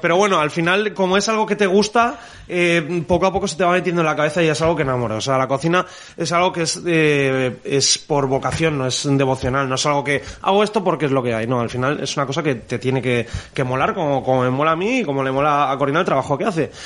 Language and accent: Spanish; Traiguera, Valencian Community, Spain; en Traiguera, en Castellón, de donde yo soy